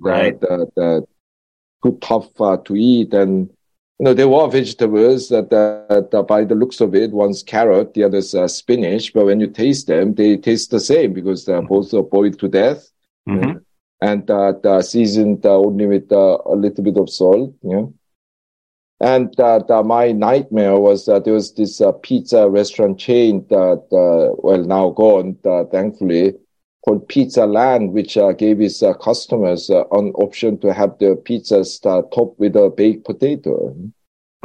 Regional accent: South Korea; moved away as an adult; also born or lived in Britain; now in United Kingdom; when I was growing up in Korea

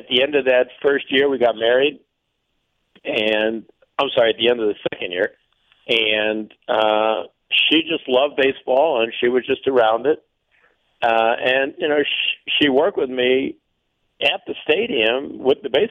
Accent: Chicago, Illinois, United States; moved away; I grew up in Chicago, went to games at Wrigley Field

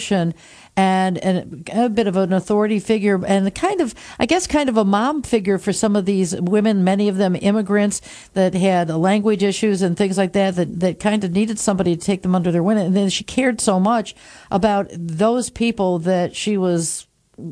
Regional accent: Binghamton, New York, United States; came back to my hometown of Binghamton

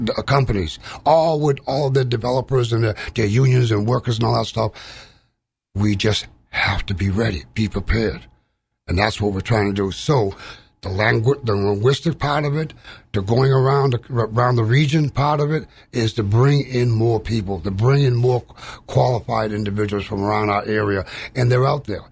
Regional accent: Wareham, Massachusetts, United States; I'm from Wareham. I grew up there

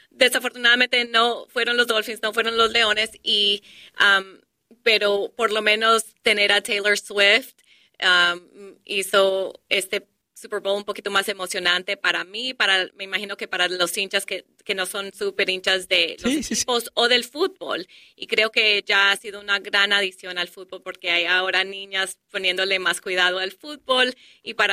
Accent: Colombia; now in Detroit, United States; cuando nosotros llegamos a este país de Colombia, vivimos en Detroit

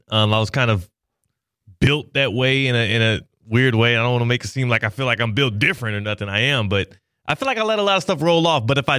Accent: Houston, Texas, United States; Well, now, you know, I grew up in Texas, baby. Southwest Houston

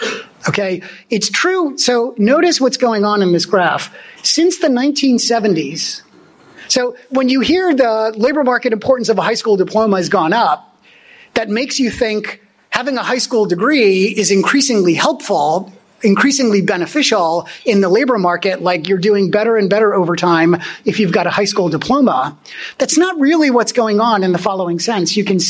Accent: Germany; born there; moved away; you know, I was born in Germany. I'm an immigrant myself. My parents are high school dropouts.

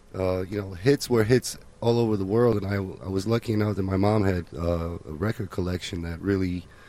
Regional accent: Poland; now in Chicago, United States; I was born in Poland, originally from Poland.

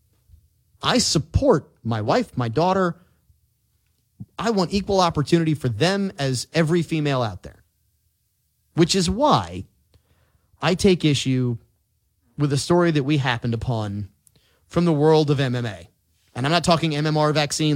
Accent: New Orleans, Louisiana, United States; I'm from New Orleans

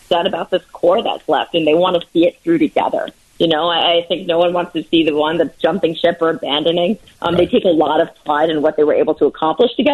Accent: New Jersey, United States; also born or lived in New York; now in Chicago, United States; I grew up in New Jersey and I lived in New York, and the bagels are superior there. And since I've lived in Chicago

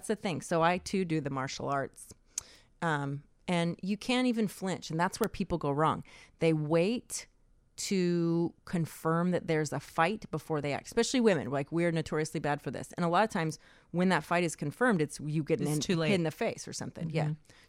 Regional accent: Asheville, North Carolina, United States; born there; also born or lived in Atlanta / Fort Worth; Yeah. I was born in Asheville, North Carolina.

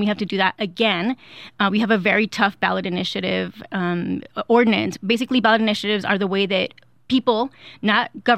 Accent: Ciudad Juárez, Chihuahua, Mexico; I grew up in Juarez.

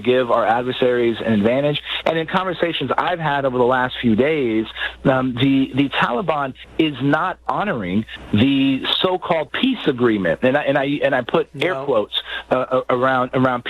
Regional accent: San Antonio, Texas, United States; my hometown of San Antonio

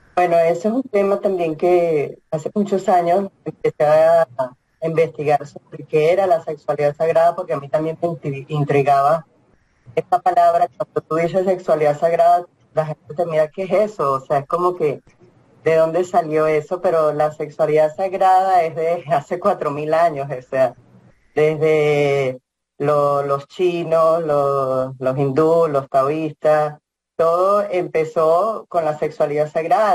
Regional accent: Venezuela; moved away as an adult; also born or lived in Boulder, Colorado; now in Lafayette, United States; Soy de Venezuela, y empecé a ser voluntaria en Venezuela

